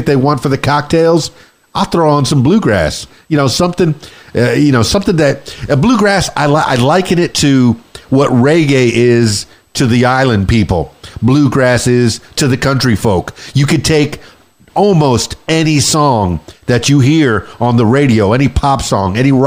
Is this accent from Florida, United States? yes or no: yes; Miami, Florida, United States; also born or lived in central Arkansas; now in Arkansas, United States; I'm born and raised in Miami, you know, South Florida, the Florida Keys, raised in the big city